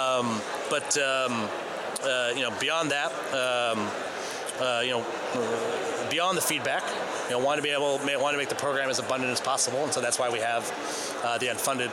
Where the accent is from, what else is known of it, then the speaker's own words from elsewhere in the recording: Maine, United States; As a little boy in Maine